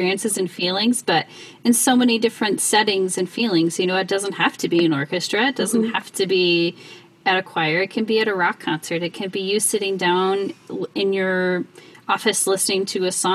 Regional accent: South Dakota, United States; I grew up in South Dakota

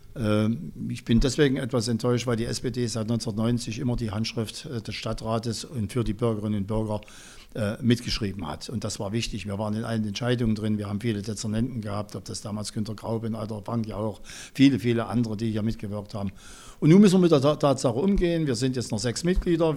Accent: Jena, Thuringia, Germany; meiner Heimatstadt Jena, und ich bin hier geboren, ich bin Jenenser

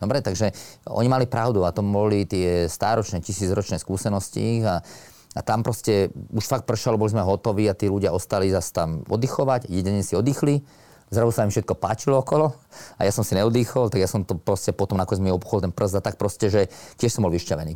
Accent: Slovakia; nás 10 Slovákov

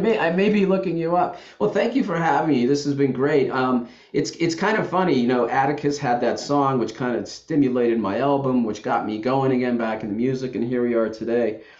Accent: Youngstown, Ohio, United States; also born or lived in the South / Washington, D.C.; now in Saratoga Springs, United States; I grew up in Youngstown, Ohio

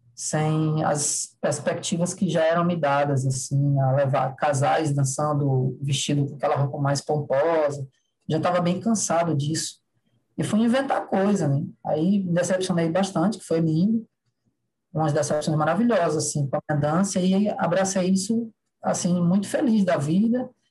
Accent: Ceará, Brazil; sou do Ceará

